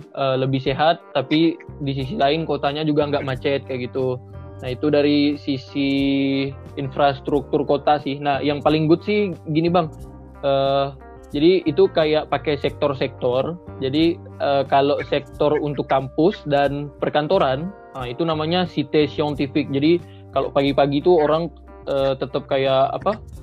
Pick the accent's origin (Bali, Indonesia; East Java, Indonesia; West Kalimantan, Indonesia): West Kalimantan, Indonesia; Pontianak; orang kita, orang Pontianak atau orang Indonesia